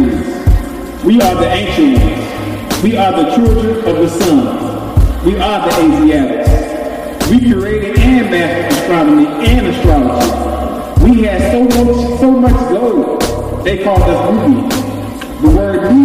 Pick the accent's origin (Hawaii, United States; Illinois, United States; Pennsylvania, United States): Illinois, United States; Chicago; My family was born and raised in Inglewood, and I grew up on 69th School. So it's a blessing for me to come back and give to my community